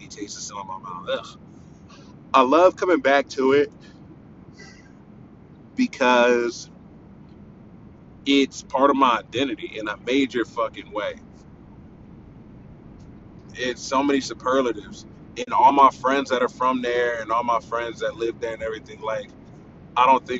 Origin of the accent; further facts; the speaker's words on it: Pickerington, Ohio, United States; I'm from Pickerington, Ohio. It's on the eastern side of Columbus